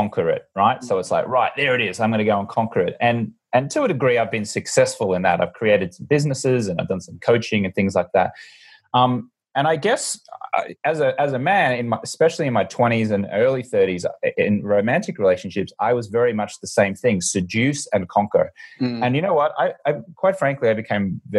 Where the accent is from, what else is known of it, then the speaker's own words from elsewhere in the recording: Brisbane, Queensland, Australia; now in Los Angeles, United States; I'm an Australian American, born and raised in Brisbane, Australia. Been living mostly in Los Angeles.